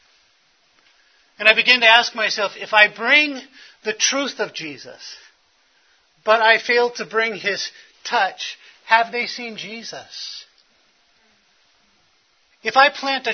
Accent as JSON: {"language": "English", "town": "Los Angeles", "region": "California", "country": "United States", "tie": "born or raised there", "said": "I was born in Hollywood Presbyterian Hospital."}